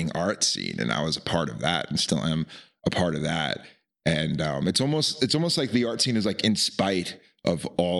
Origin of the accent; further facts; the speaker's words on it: Long Island, New York, United States; moved away as an adult; now in Nevada City, United States; I grew up on Long Island